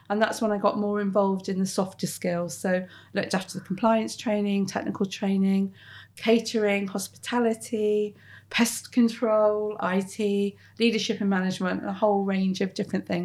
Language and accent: English; Plymouth, South West England, United Kingdom; moved away as an adult; also born or lived in Bristol; now in Plymouth, United Kingdom; So I grew up in Plymouth, uh, very much part of a middle class family.